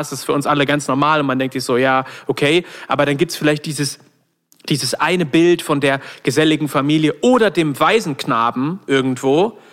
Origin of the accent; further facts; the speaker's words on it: not far from Solingen, North Rhine-Westphalia, Germany; aus der Nähe von Solingen kommen, was nicht so weit von da weg ist, wo ich aufgewachsen bin